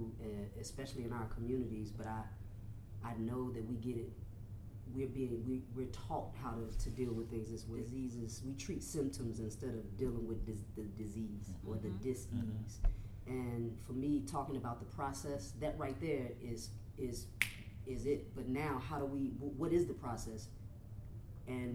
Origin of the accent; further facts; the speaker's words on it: Chicago, Illinois, United States; also born or lived in the South (US); I'm from Chicago, but I spent a lot of time down south.